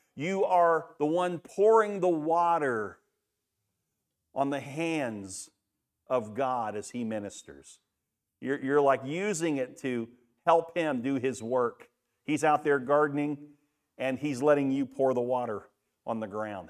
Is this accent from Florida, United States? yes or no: yes; Daytona Beach, Florida, United States; Back when I grew up in Daytona Beach, my mom's here